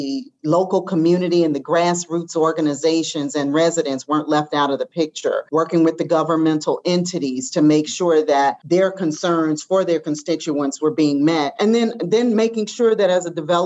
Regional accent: Atlanta, Georgia, United States; also born or lived in Chicago; I grew up here in Atlanta

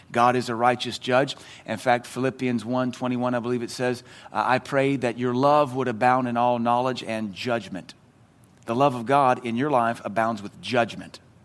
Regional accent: the South, United States; in the South, we call it agape, but it's pronounced agape

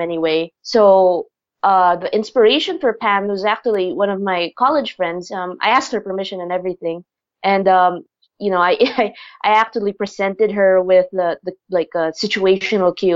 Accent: Philippines; I myself am Filipina, so I grew up here in the Philippines.

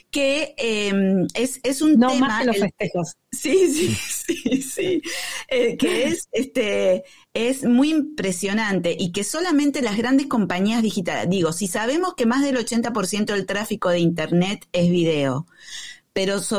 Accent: Argentina; Bueno, yo soy argentino también.

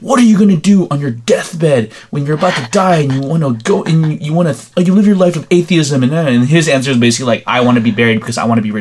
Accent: Philippines; I'm Filipino

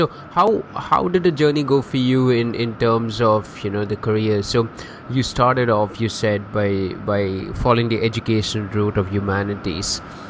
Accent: India; I'm from India as well

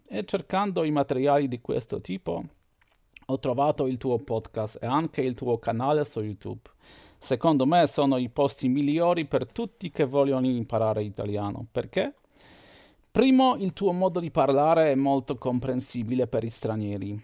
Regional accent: Poland; Italian is a second language; sono un polacco, ho 43 anni

